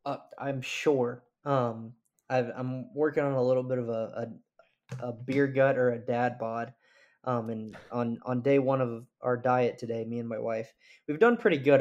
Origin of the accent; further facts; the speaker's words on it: Birmingham, Alabama, United States; I'm originally from Birmingham, Alabama